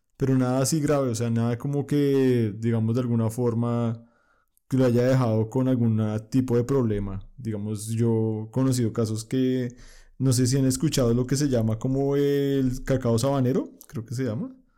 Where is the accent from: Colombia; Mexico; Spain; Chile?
Colombia; yo como colombiano